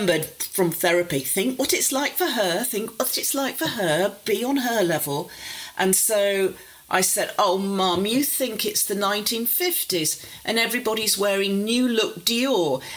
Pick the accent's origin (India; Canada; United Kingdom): United Kingdom; Warrington, North West England; I grew up outside Warrington and there wasn't a very big middle-class population, and they thought I'd pick up a terrible accent